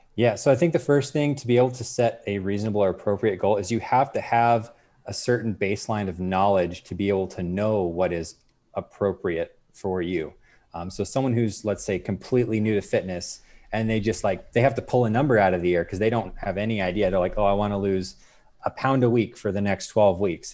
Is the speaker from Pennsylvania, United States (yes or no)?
no; Arizona, United States; I'm really originally from Arizona